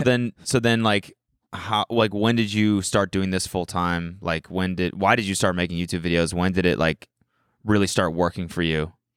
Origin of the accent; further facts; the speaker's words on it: Calgary, Alberta, Canada; moved away as an adult; now in United States; I'm from Calgary.